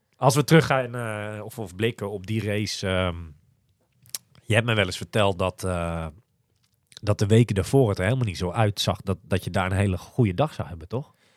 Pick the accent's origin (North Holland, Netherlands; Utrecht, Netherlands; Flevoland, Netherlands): Flevoland, Netherlands; Almere; ik kom uit Almere